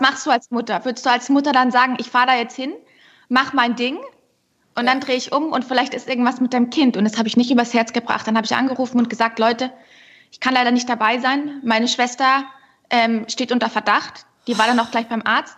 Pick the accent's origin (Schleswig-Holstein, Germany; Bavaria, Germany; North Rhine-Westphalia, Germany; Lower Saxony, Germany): Bavaria, Germany; Unterschleißheim; Ich bin ja auch gebürtige Bayerin